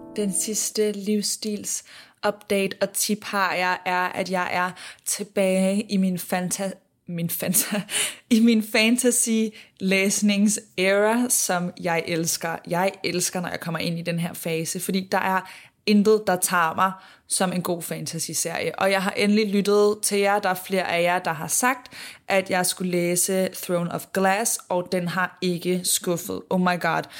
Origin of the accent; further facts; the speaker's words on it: Denmark; moved away; jeg var hjemme i Danmark